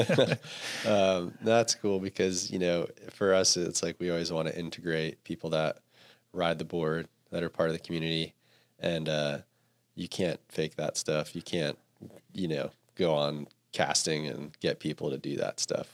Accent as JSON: {"language": "English", "region": "East Coast", "country": "United States", "tie": "born or raised there", "moved": "yes", "lives_now": "Santa Cruz, United States", "said": "I grew up on the East Coast"}